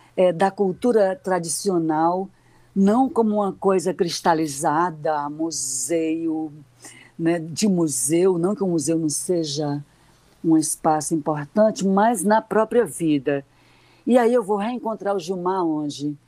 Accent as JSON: {"language": "Portuguese", "town": "Fortaleza", "region": "Ceará", "country": "Brazil", "said": "uma garota que vinha da periferia, da Barra do Ceará, então assim o meu a minha, a minha cidade era restrita a praticamente o bairro onde eu morava"}